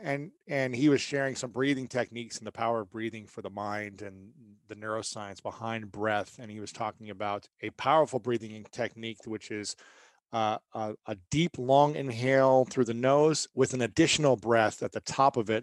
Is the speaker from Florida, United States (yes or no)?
no; Ohio, United States; I'm from Ohio